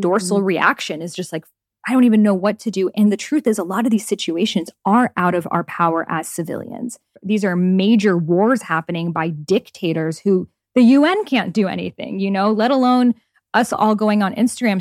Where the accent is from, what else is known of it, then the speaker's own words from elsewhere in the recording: Iran; moved away; my home country of Iran